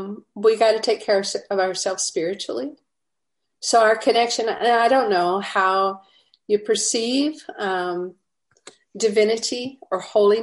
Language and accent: English; Louisiana, United States; now in Atlanta, United States; so I moved to Atlanta from Louisiana, where we think that if there's two cars at the traffic light, we're in traffic.